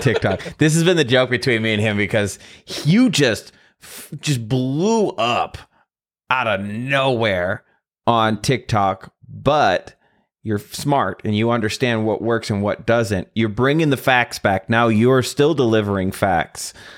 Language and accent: English; Midwest, United States; I'm from the Midwest.